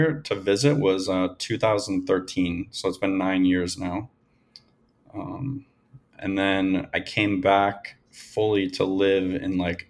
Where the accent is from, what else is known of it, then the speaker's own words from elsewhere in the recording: New England, United States; moved away as an adult; also born or lived in California / New York City / Miami; now in Colombia; I grew up in New England and you know, I was never really a fan of it.